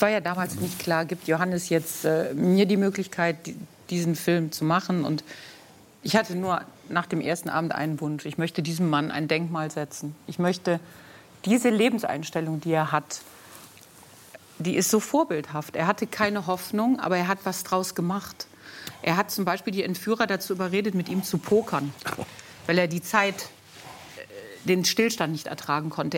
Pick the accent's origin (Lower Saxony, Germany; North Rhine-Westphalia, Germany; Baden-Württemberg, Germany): North Rhine-Westphalia, Germany; Solingen; Ich bin in Solingen geboren und aufgewachsen und das ist 30 Kilometer von Köln